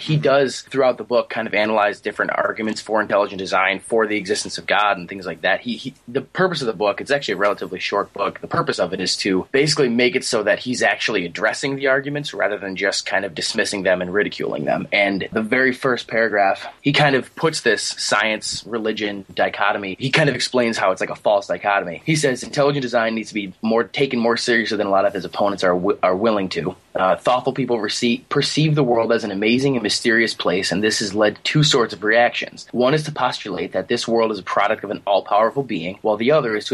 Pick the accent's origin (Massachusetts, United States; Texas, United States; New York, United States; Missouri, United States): New York, United States; Buffalo; also born or lived in Virginia; I'm from Buffalo, New York. Well, really close to Niagara Falls, actually. I'm about five minutes away, driving distance away from Niagara Falls. I've pretty much been here my whole life